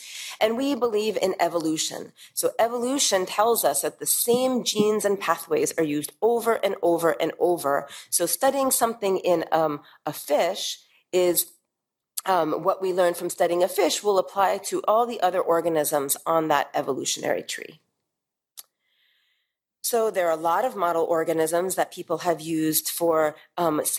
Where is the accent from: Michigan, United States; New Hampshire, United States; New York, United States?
New York, United States; moved away as an adult; now in Middle East; as a New Yorker